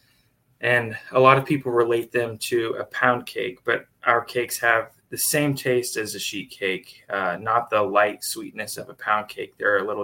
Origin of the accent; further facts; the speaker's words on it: Dallas-Fort Worth area, Texas, United States; now in Tuscaloosa, United States; I grew up in the Dallas-Fort Worth area in Texas